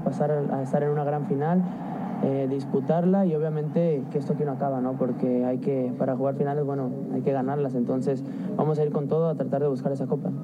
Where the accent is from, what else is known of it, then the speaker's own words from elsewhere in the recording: Argentina; now in Mexico; como argentino que vivo en México